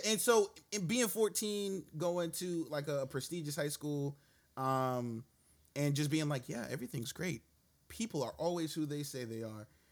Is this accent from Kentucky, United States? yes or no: no; New York City, New York, United States; moved away as an adult; also born or lived in Brownsville, Brooklyn; I grew up in East New York. Um, and then I moved Shit. over to Brownsville